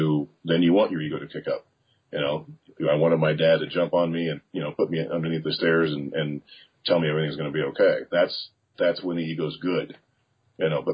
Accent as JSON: {"language": "English", "region": "Midwest", "country": "United States", "tie": "born or raised there", "moved": "yes", "said": "when I grew up in the Midwest during the tornado season"}